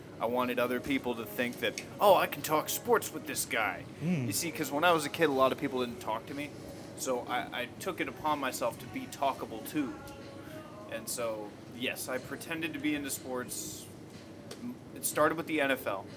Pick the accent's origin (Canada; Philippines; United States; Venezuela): United States; Florida; I was growing up in Florida